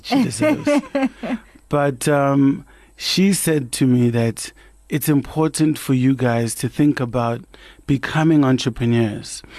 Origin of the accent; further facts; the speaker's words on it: Kagiso, Gauteng, South Africa; the household where I grew up in Kagiso